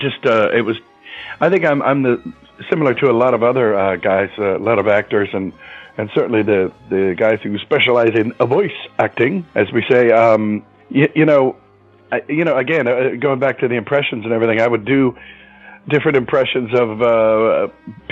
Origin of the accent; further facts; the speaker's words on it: Youngstown, Ohio, United States; moved away as an adult; also born or lived in New Orleans, Louisiana; growing up in Youngstown